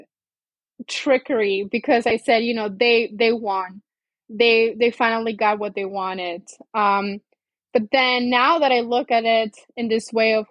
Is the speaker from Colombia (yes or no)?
yes; Colombia; moved away; I'm originally from Colombia and it was just me and her